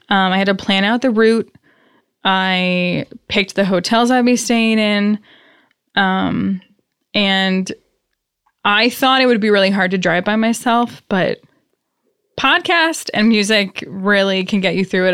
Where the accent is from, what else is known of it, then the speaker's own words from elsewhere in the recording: Worcester, Massachusetts, United States; I'm from Worcester